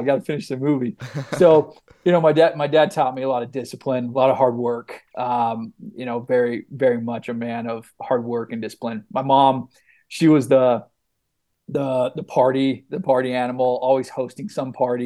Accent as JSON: {"language": "English", "town": "Mesa", "region": "Arizona", "country": "United States", "tie": "born or raised there", "said": "grew up in Mesa, Arizona."}